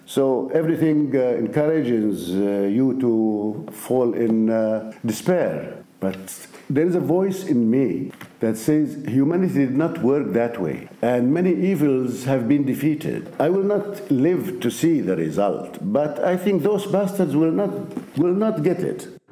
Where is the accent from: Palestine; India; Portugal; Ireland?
Palestine; we are Palestinians